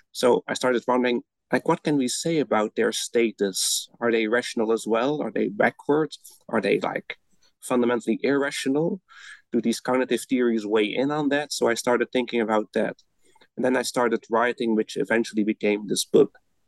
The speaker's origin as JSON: {"language": "English", "country": "Belgium", "second_language": "English", "moved": "as an adult", "lives_now": "Netherlands"}